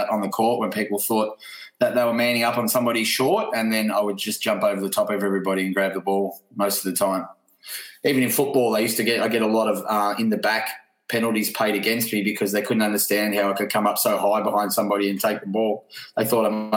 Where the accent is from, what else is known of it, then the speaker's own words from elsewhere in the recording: Newborough, Victoria, Australia; moved away as an adult; also born or lived in Moe, Victoria; I was born in Mowi and grew up in a suburb next to Mowi, 2.5 kilometres away, called Newborough.